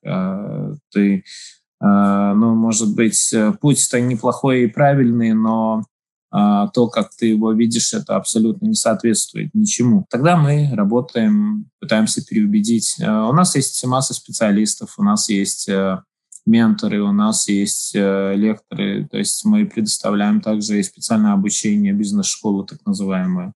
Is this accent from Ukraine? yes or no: no; Daugavpils, Latvia; я родился в Долгопилсе, я здесь живу, здесь моя семья